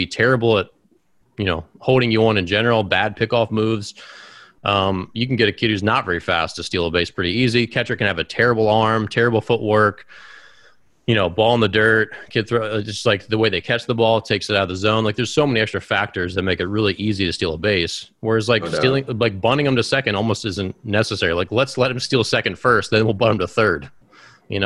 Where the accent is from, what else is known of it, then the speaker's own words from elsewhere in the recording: Baltimore, Maryland, United States; my hometown of Baltimore